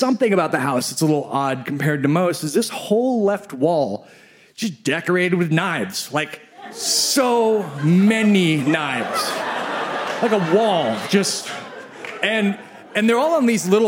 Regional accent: Midwest, United States; I grew up in the Midwest

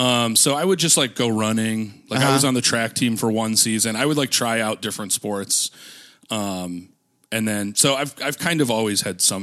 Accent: Minnesota, United States; moved away; because we're both from Minnesota.

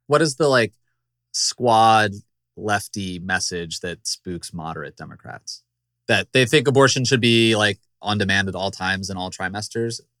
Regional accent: Virginia, United States; my home state, the Commonwealth of Virginia.

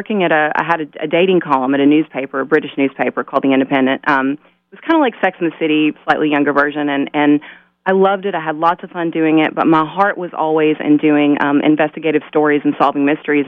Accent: Pine Bluff, Arkansas, United States; moved away; I grew up in Arkansas. I grew up in South Arkansas, Pine Bluff.

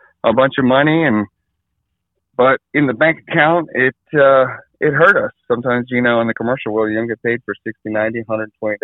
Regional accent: Hawaii, United States; moved away as an adult; now in Maryland, United States; So I am from Hawaii, born and raised there.

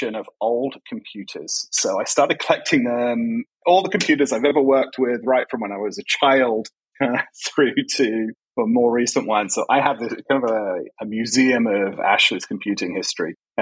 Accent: England, United Kingdom; now in Miami, United States; I grew up in England

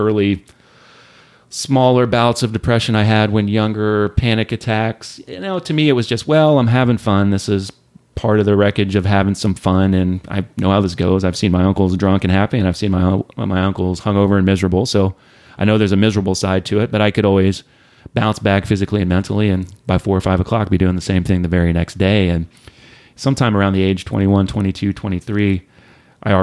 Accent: Southwest Ohio, United States; moved away as an adult; also born or lived in Northern California; I grew up in Ohio, Southwest Ohio. So a couple of different small towns in Ohio

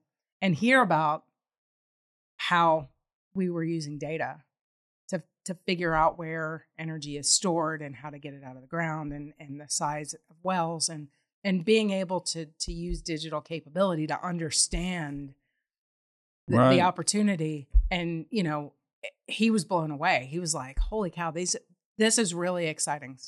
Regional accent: Baltimore, Maryland, United States; now in Houston, United States; I'm a Baltimore girl at heart

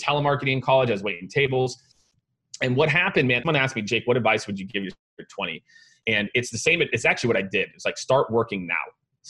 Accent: Primghar, Iowa, United States; born there; So I was born in a town of 900 people in Iowa called Primgar. It's in like north central Iowa, if you're going to look it up on a map

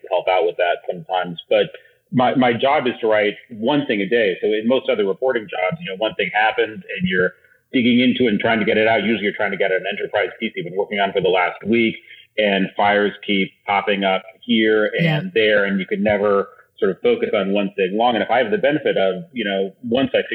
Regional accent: Iowa City, Iowa, United States; my hometown is Iowa City, Iowa

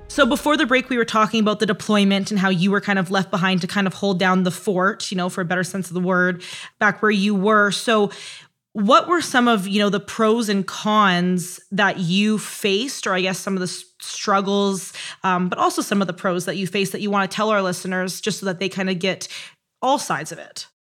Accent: Canada; I'm Canadian, so I say bag weird, JAG weird

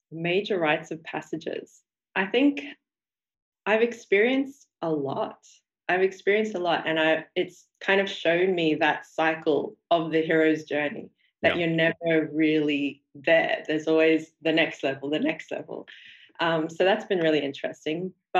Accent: Sydney, New South Wales, Australia; I grew up in Sydney, Australia. Mm-hmm. I was first generation Australian. So my parents were immigrants to Australia. My father came from Burma and my mother came from India.

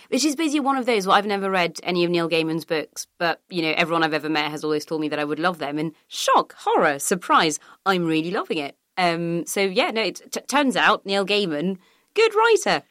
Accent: France; now in United Kingdom; Growing up in France

